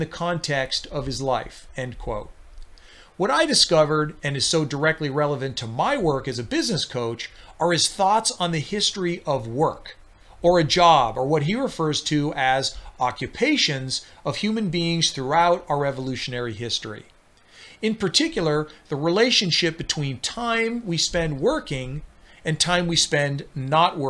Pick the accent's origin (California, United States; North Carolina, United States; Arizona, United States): Arizona, United States; my home state of Arizona